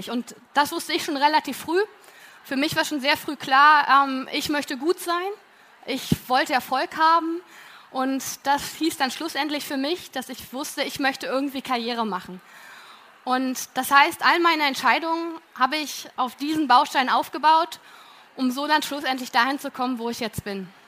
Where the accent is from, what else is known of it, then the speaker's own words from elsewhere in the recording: Berlin, Germany; weil ich komme aus Berlin und so konnte ich mich voll und ganz auf mein Studium konzentrieren